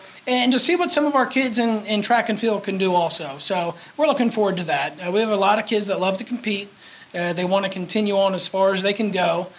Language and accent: English; Wyoming, United States; I'm from Wyoming, so I use Jane Wilkie as a resource